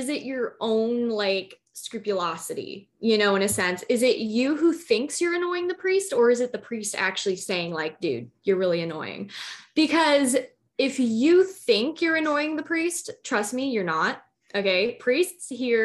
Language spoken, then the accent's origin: English; Chicago, Illinois, United States; I'm from Chicago, Illinois